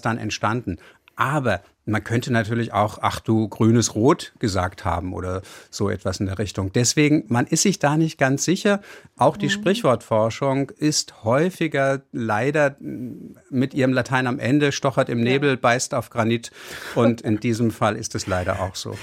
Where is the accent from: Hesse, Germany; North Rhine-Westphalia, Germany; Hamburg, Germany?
Hamburg, Germany; ich bin ja auch gebürtiger Hamburger